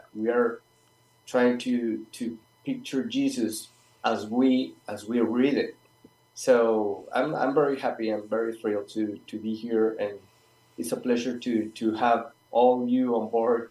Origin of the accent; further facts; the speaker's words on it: Colombia; now in Patagonia, Argentina; I'm pretty far from all of you, and I'm from Colombia